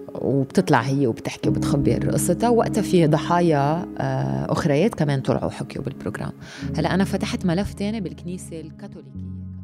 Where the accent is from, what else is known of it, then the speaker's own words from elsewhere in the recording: Lebanon; نحن كمواطنين لبنانيين